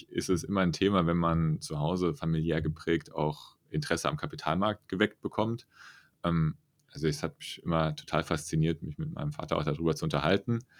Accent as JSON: {"language": "German", "town": "Friedrichsdorf", "region": "Hesse", "country": "Germany", "tie": "born or raised there", "said": "Ich komme aus der Region rund um Frankfurt. Ich bin in Friedrichsdorf groß geworden, so ungefähr so 30 Kilometer nördlich von Frankfurt bin dort zur Schule gegangen"}